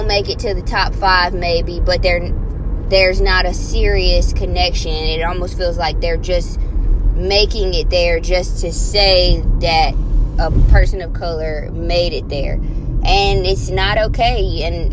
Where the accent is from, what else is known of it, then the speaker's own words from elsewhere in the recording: Louisiana, United States; I'm from Louisiana